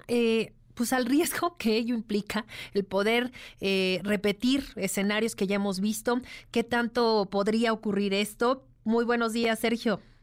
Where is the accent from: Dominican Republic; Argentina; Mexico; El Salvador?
Mexico; como mexicanos